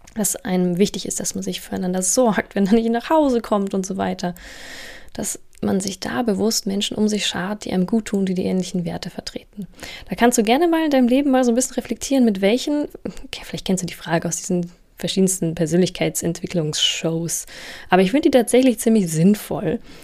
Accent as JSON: {"language": "German", "town": "Munich", "region": "Bavaria", "country": "Germany", "moved": "as an adult", "lives_now": "Berlin, Germany", "said": "Ich komme ja aus München"}